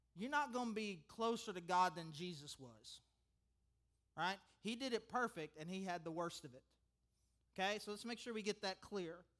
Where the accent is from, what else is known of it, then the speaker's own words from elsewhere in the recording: United States; I'm an American